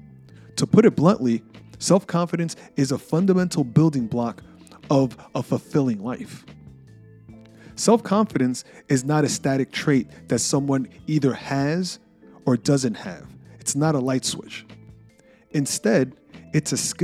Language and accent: English; New York City, New York, United States; a shy kid growing up in New York City